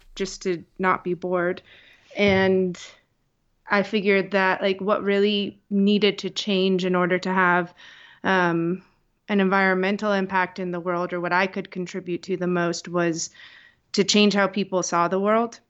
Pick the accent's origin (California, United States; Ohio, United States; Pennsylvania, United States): Pennsylvania, United States; Scranton; also born or lived in New York; I grew up here in Scranton, Pennsylvania